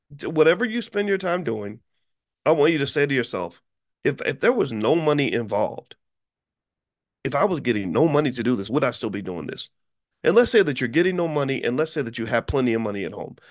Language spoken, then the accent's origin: English; Louisville, Kentucky, United States; my hometown of Louisville, Kentucky